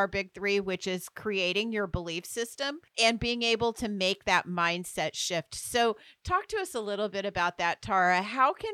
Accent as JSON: {"language": "English", "country": "United States", "said": "I'm that American who drives a pickup"}